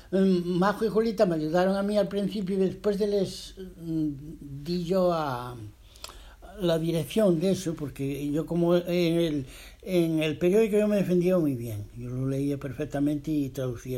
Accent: Spain; moved away as an adult; also born or lived in Geneva, Switzerland; cuando salimos de España en aquellos tiempos

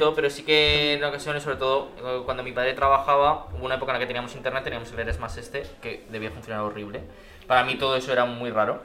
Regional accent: village near Tauste and Mallén, Aragon, Spain; yo me acuerdo de estar jugando con el Tauste y el Mayen, que son los equipos más cercanos a mi pueblo

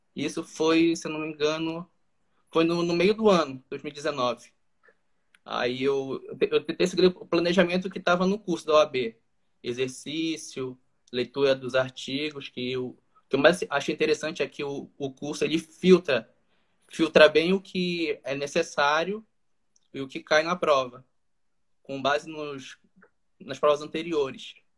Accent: Macapá, Amapá, Brazil; eu sou aqui do estado do Amapá, daqui da capital de Macapá

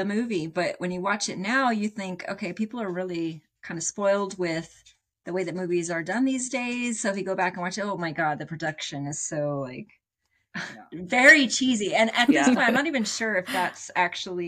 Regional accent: West Coast, United States; I'm from the West Coast

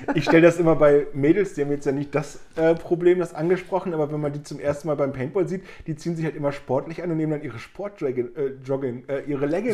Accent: Germany; bei uns in Deutschland

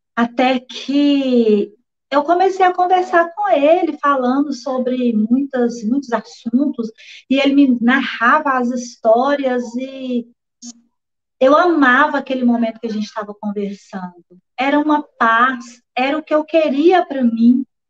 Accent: Corinto, Minas Gerais, Brazil; also born or lived in Curvelo; now in Belo Horizonte, Brazil; eu nasci aqui em Belo Horizonte mesmo, com a idade de 10 anos. Então, meus pais foram enviados à cidade de Corinto para apacentar ali uma igreja, onde eu cresci

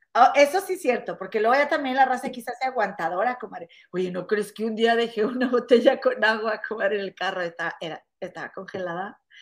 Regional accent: Monterrey, Nuevo León, Mexico; now in Chicago, United States; en mi rancho en Monterrey o en la casa de mi mamá

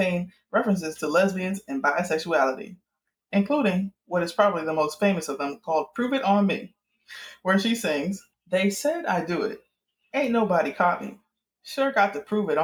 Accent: Miami, Florida, United States; I'm from Miami

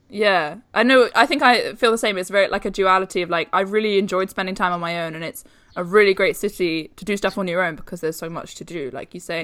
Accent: London, United Kingdom; I'm from London, that's how I've always lived.

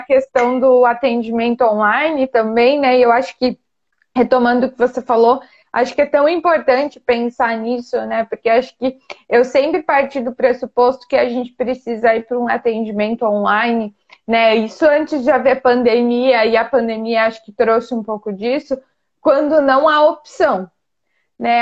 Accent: Brazil; now in France; não só nós que somos brasileiros

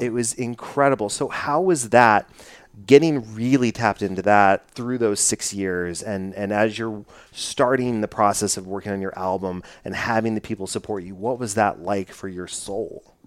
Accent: Dallas, Texas, United States; I'm from Dallas

